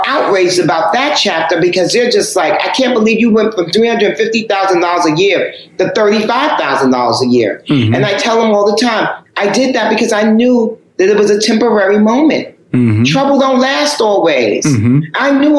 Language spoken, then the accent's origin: English; New York, United States; Because I'm the first generation of hip hop. And I'm born and raised in New York. So hip hop is my thing.